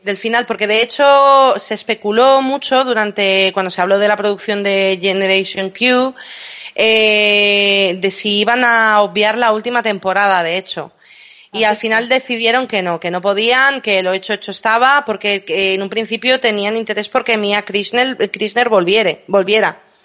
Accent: Madrid, Community of Madrid, Spain; also born or lived in London; soy también nacida en Inglaterra, criada en Madrid nací en Londres.

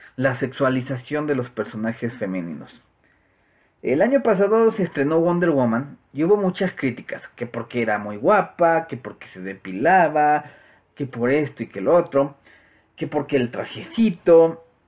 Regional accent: Mexico; aquí en, mi país

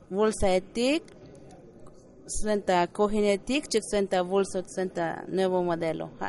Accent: San Andrés Larráinzar, Chiapas, Mexico; yo vengo de San Andrés Larenzo, Chiapas.

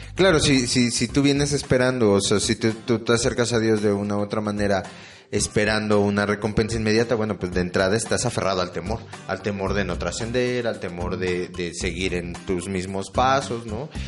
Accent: Mexico; nuestro país y nosotros como mexicanos

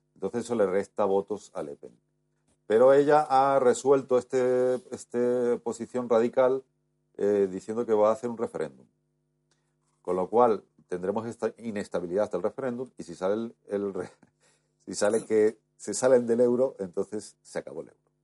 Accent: Spain; yo como muchos españoles

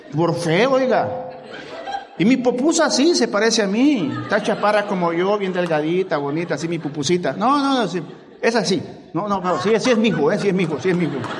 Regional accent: El Salvador; moved away; Yo vine del Salvador. No se nota, ¿verdad?

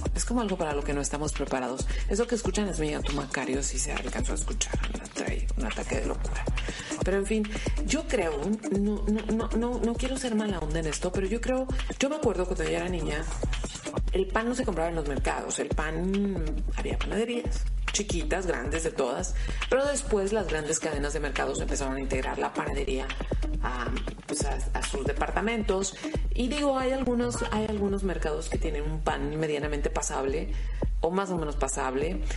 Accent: Mexicali, Baja California, Mexico; no soy una mexicana muy especial

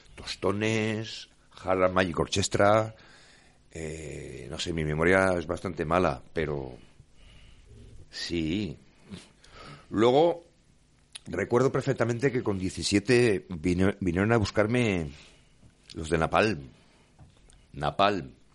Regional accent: Grado, Spain; con gente de mi, de mi pueblo, del grado

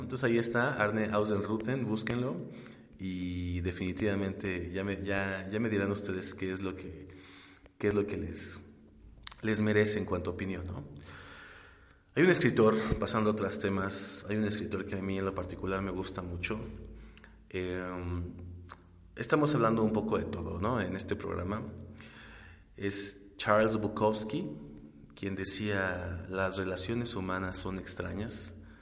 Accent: Mexico; nosotros mismos como mexicanos

